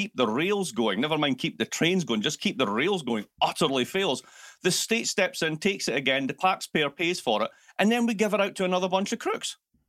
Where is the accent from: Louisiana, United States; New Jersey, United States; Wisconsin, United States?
Wisconsin, United States; Milwaukee; also born or lived in Baltimore; I'm actually from Milwaukee, and I just discovered that I got a lot more attention if I spoke like this. So I've been faking it for years.